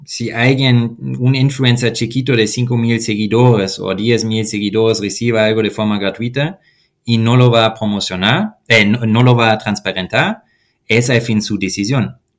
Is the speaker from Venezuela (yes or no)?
no; Germany; Spanish is a second language; moved away as an adult; now in Mexico City, Mexico; mi país natal, Alemania